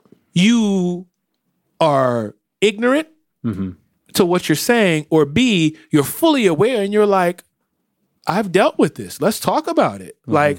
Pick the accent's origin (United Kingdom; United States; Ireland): Ireland; I mean, listen, I'm from Ireland, but if I was in America, I mean...